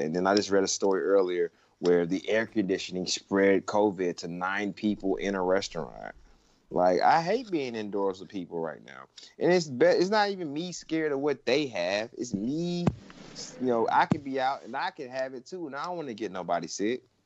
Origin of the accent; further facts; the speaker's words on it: Georgia, United States; moved away; my home state, where I was born and raised